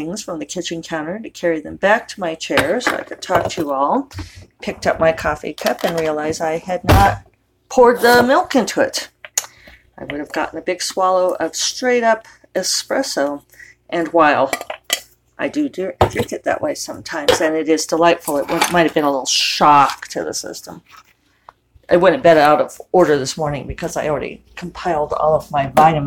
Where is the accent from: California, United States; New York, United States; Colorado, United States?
Colorado, United States; Denver; now in New Mexico, United States; growing up in Denver